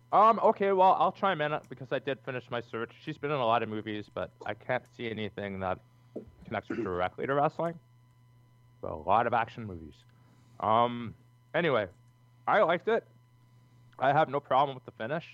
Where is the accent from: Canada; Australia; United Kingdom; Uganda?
Canada; We're Canadians